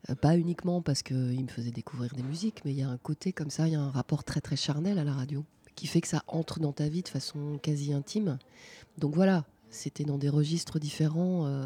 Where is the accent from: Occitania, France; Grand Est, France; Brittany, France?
Grand Est, France; born there; je suis née en Lorraine, après on a beaucoup déménagé avec mes parents